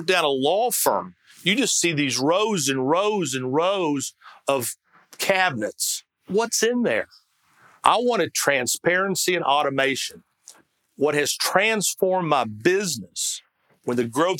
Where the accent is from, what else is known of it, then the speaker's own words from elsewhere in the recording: Kentucky, United States; moved away; I'm from Kentucky